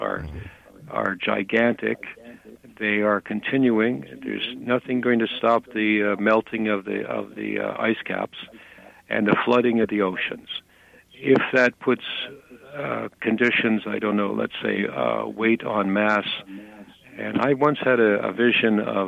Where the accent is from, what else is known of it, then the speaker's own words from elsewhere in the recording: Canada; I'm a Canadian